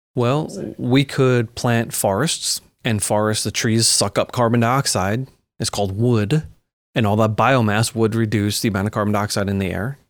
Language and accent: English; Long Island, New York, United States; I grew up on Long Island